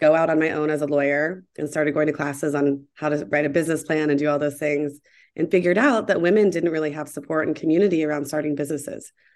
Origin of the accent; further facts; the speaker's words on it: Columbus, Ohio, United States; moved away as an adult; also born or lived in Atlanta, Georgia / New York / Seattle; I grew up in Columbus, Ohio, with a great family